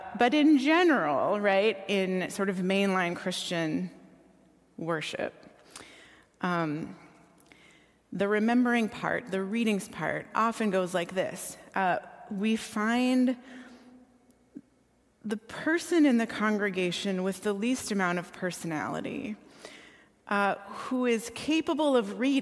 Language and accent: English; Minneapolis–Saint Paul, Minnesota, United States; I grew up here in the Twin Cities